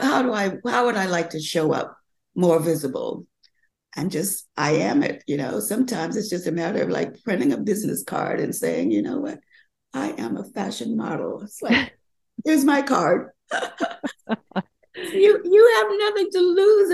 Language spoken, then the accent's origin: English; the South, United States; I grew up learning in the South about how you you do classic designs